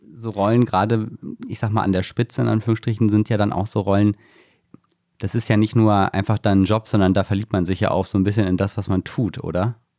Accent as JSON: {"language": "German", "area": "near Wiesbaden", "region": "Hesse", "country": "Germany", "said": "ich komme aus der Nähe von Wiesbaden"}